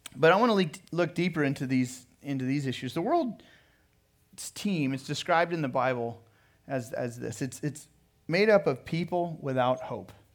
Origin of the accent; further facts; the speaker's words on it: Pismo Beach, California, United States; moved away as an adult; also born or lived in Sonoma, California / San Jose, California; now in Riverside, United States; I was raised in Pismo Beach along the Central Coast. And so I would, lived in Pismo Beach up until high school graduation and grew up there